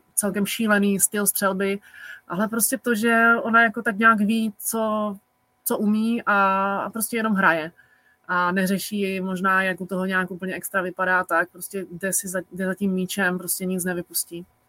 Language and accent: Czech; Czechia; u nás v Čechách